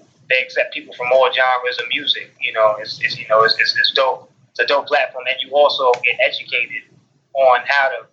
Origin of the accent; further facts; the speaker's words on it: North Carolina, United States; also born or lived in Queens, New York; I was born in New York, Queens, New York, and I was raised in North Carolina